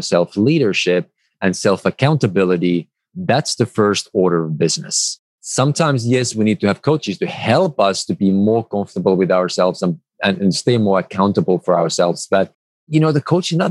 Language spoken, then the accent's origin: English; Finland; moved away; I come originally from Finland